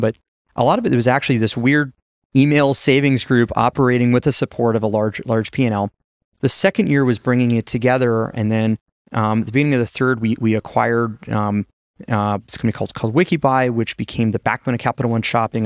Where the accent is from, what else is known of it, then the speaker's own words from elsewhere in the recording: Las Vegas, Nevada, United States; moved away as an adult; also born or lived in China; my hometown, Vegas